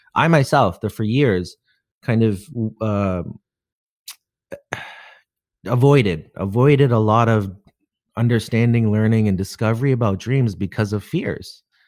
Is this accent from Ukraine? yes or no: no; Canada; being Canadian